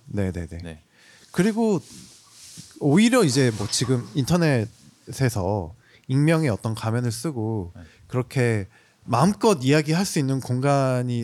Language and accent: Korean; Jeolla, South Korea; 전라도 대표 …입니다